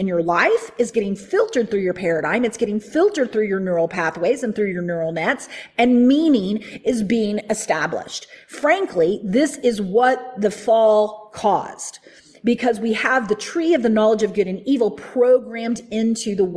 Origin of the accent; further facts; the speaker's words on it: the Bible Belt, United States; I grew up in the Bible Belt.